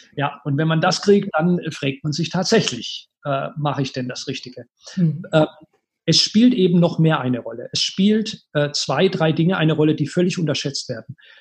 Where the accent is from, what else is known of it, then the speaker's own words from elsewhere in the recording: Karlsruhe, Baden-Württemberg, Germany; in meiner Heimatstadt, Karlsruhe